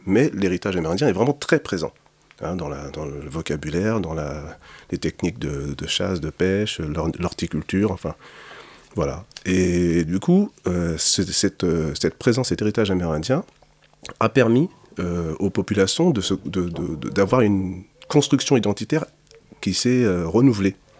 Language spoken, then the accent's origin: French; Sarcelles, Île-de-France, France; je suis né à Sarcelles